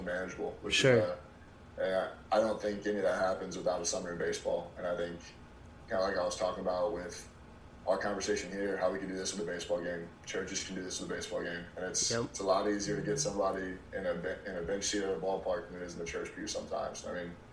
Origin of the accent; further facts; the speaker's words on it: Virginia Beach, Virginia, United States; moved away as an adult; now in Columbia, United States; I grew up in Virginia Beach, Virginia